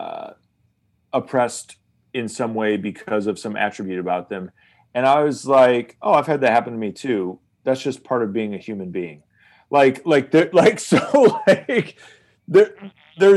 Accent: United States; I'm an American

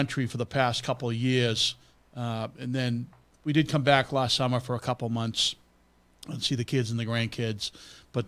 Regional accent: United States; I was born and raised in Drakett

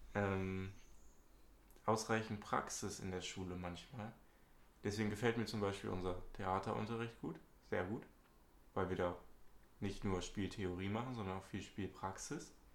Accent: Hamburg, Germany; bin auch 18 Jahre alt, komme aus Hamburg, ebenfalls Schüler

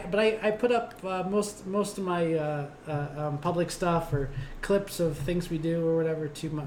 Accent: Ohio Valley, United States; I'm from the Ohio Valley, so everybody was a Steelers fan.

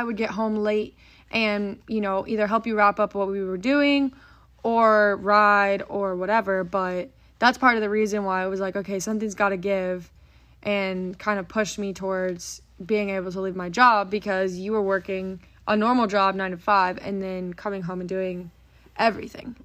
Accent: Frisco, Texas, United States; we grew up in Frisco, Texas.

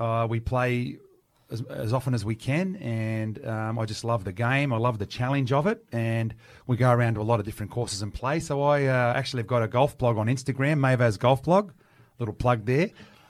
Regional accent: Sydney, New South Wales, Australia; also born or lived in Paddington; I was born in Paddington Hospital and I grew up in Botany.

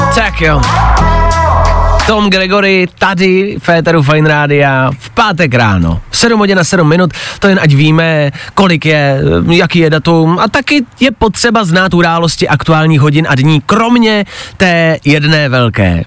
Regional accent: Czechia; my Češi

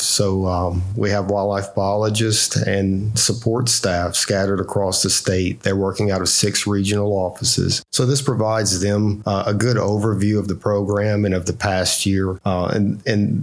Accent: Marksville, Louisiana, United States; I'm actually from Marksville, Louisiana

